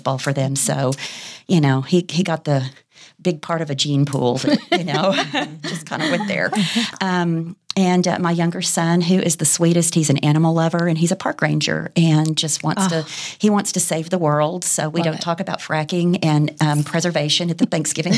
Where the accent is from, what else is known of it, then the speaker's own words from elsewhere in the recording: Fort Worth, Texas, United States; I was born and raised here in Fort Worth, Texas